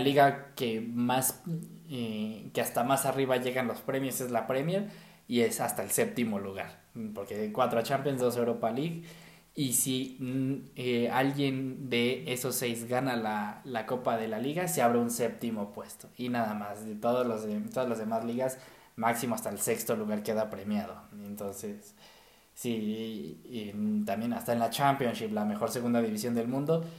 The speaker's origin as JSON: {"language": "Spanish", "country": "Mexico", "said": "como mexicano"}